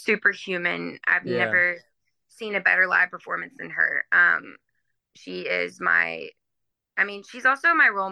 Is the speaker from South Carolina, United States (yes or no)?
no; Nashville, Tennessee, United States; I grew up in Nashville, which is not really, like most people move to Nashville to do music, but I grew up there.